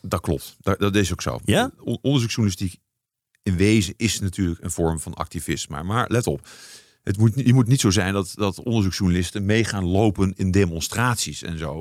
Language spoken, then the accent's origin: Dutch; near Arnhem, Gelderland, Netherlands; also born or lived in Nijmegen; Ik ben geboren in Nijmegen. Ik ben opgegroeid in de buurt van Arnhem.